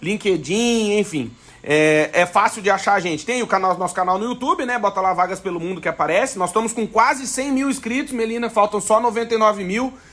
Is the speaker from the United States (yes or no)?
no; Alegrete, Rio Grande do Sul, Brazil; now in Braga, Portugal; eu sou gaúcho do Alegrete